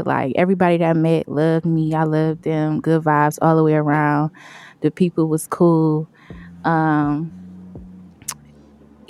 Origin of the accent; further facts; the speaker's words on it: Detroit, Michigan, United States; also born or lived in Ypsilanti, Michigan; I'm from Detroit, Finkel, 4-1, baby. I was there till like, middle school.